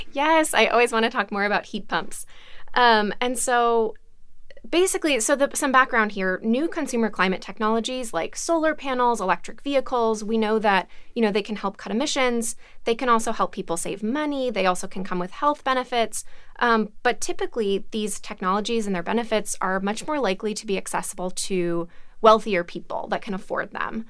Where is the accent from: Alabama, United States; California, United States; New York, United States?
Alabama, United States; I'm from Alabama